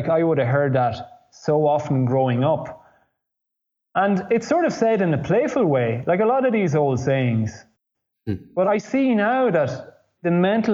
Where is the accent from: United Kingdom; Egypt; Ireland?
Ireland; moved away as an adult; also born or lived in Italy; growing up in Ireland